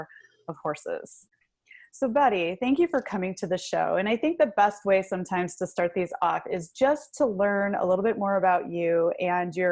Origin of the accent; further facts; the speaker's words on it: Michigan, United States; I'm actually from Michigan